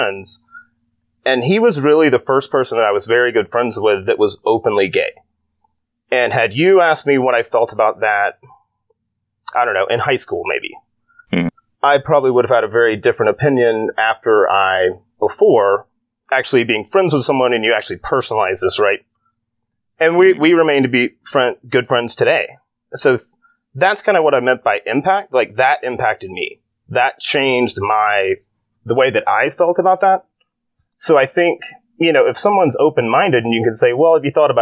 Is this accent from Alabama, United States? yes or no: yes; Birmingham, Alabama, United States; moved away; born and raised in Alabama, to a fairly conservative household